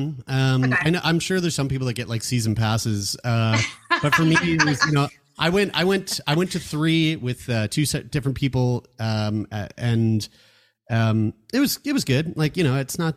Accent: Canada; as a Canadian

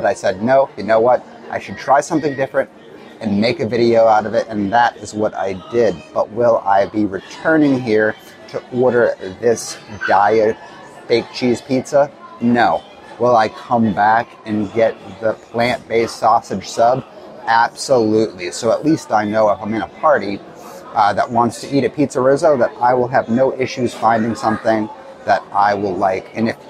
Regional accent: Massachusetts, United States; I come from Massachusetts. I've lived lots of other places in the country

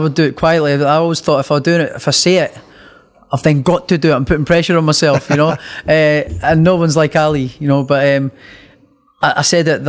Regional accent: Scotland, United Kingdom; me being Scottish

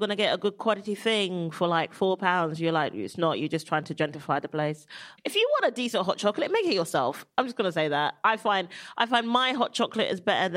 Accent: London, United Kingdom; South London

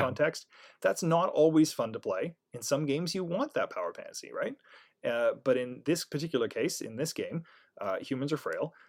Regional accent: Canada; I'm Canadian

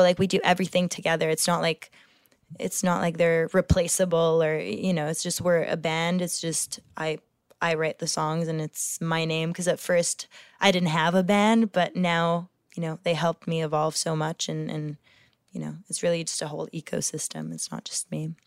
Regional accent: Quebec, Canada; I have a Francophone background and my parents are French, and, and I grew up in Quebec, so my whole education was in French.

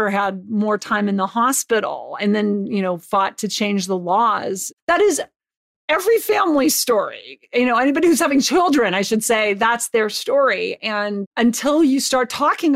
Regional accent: Butte, Montana, United States; I grew up in Butte, Montana

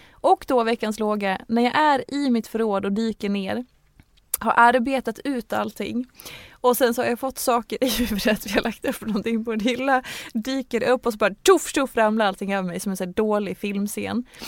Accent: Dalarna County, Sweden; moved away; när vi skulle gifta oss och ha bröllopet hemma i Dalarna

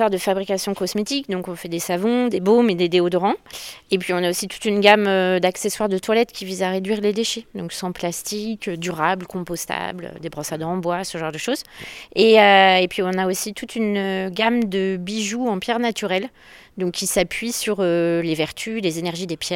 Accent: Montluçon, Auvergne-Rhône-Alpes, France; De Montluçon.

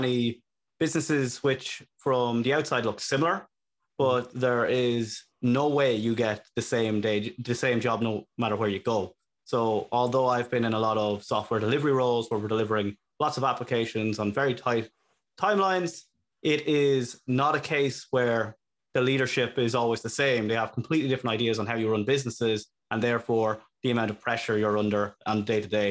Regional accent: Longwood, County Meath, Ireland; moved away as an adult; now in Dublin, Ireland; I am from Longwood

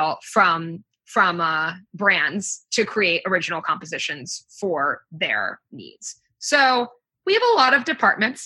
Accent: New York, United States; I'm actually from New York State, not from the city, but I'm from here, so I pretty much never leave

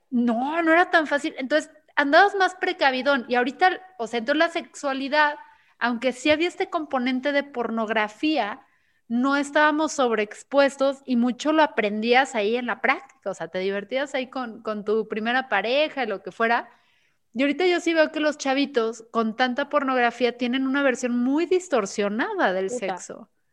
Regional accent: Guadalajara, Jalisco, Mexico; aquí somos tapatíos

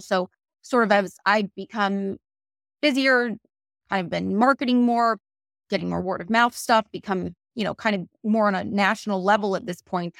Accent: Connecticut, United States; moved away as an adult; also born or lived in Virginia / Maryland / Washington, D.C.; now in Boca Raton, United States; I am from Connecticut

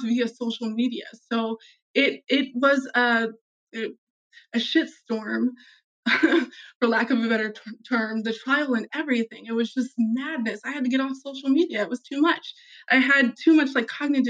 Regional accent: Des Moines, Iowa, United States; I grew up in Des Moines in the city for 15 years

